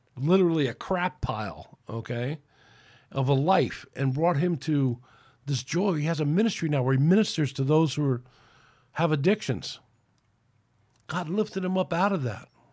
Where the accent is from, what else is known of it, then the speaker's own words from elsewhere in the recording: United States; It's my right as an American